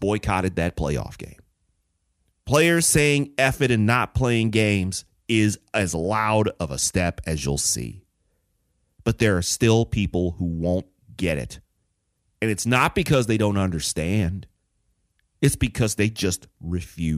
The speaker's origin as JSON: {"language": "English", "town": "Detroit", "region": "Michigan", "country": "United States", "tie": "born or raised there", "said": "I grew up in Detroit"}